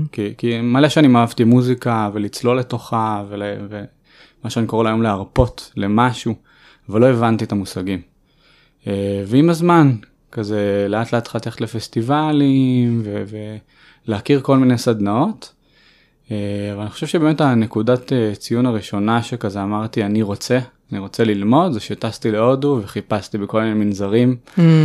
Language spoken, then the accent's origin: Hebrew; Tel Aviv, Tel Aviv District, Israel; אני גדלתי בצפון תל אביב